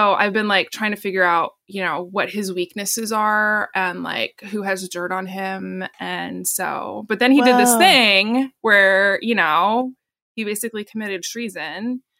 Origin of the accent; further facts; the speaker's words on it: Portland, United States; I don't want to sell out. I'm from Portland.